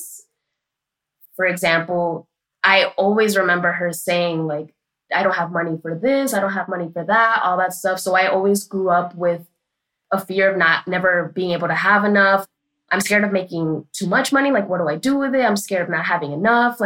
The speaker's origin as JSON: {"language": "English", "town": "New York City", "region": "New York", "country": "United States", "said": "I am from Washington Heights, aka Little Dominican Republic in New York City. And growing up, I called my mom and dad Mami and Papi"}